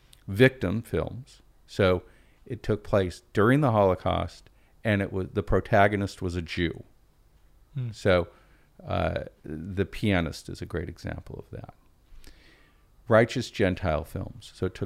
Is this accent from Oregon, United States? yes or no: yes; Portland, Oregon, United States; I'm from Portland. There are Jews in Portland.